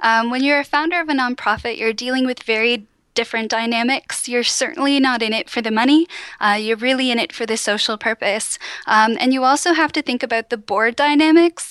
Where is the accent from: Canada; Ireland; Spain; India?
Canada; Cambridge, Ontario; moved away as an adult; also born or lived in Oxford / Ottawa; I'm from Cambridge, Ontario, which is near Waterloo, and it's part of Waterloo Region